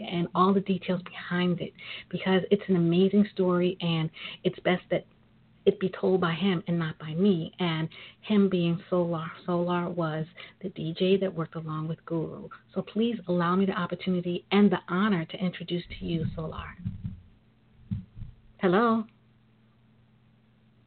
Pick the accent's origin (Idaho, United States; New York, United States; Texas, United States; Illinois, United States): New York, United States; New York City; I am a native of New York. I'm a sister from Brooklyn.